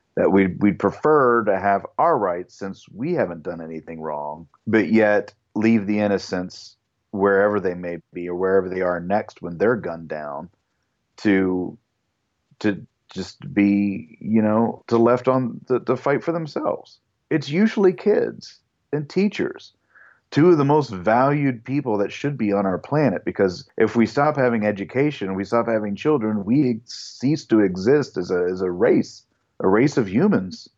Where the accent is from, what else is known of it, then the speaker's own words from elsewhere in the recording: United States; moved away; also born or lived in Kentucky, United States; I come from Ohio and Kentucky, the land where lots of gun owners and they go hunting